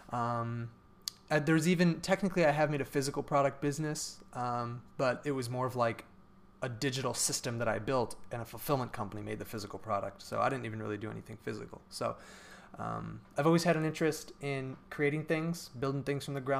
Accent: Cleveland, Ohio, United States; Right. Which is where I'm from. I'm from Cleveland area, and I said, okay, I got to get to one of those schools.

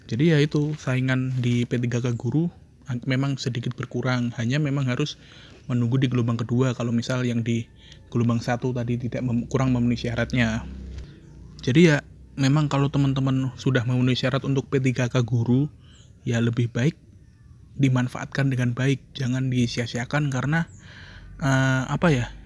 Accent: Ngawi, East Java, Indonesia; karena saya dulu saya asli saya asli dari Ngawi domisili Ngawi KTP saya Ngawi

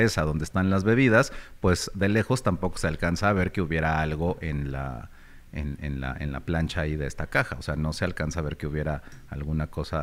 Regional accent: Mexico; como mexicano

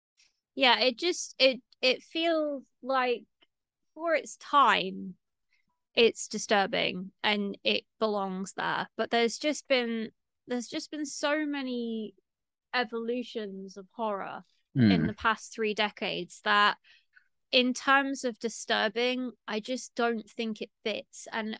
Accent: Stockport, North West England, United Kingdom; I'm not actually a Mancunian. Like, technically, I'm a Stocktarian. I'm from Stockport, which is next to Manchester.

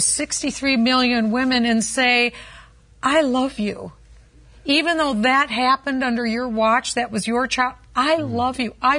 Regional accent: Minnesota, United States; my home state of Minnesota.

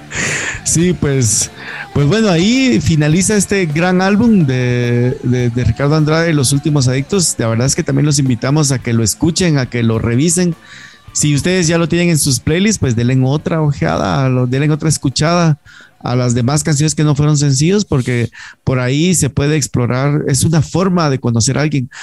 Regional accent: Guatemala; hay muchos que nos quedamos acá en Guate

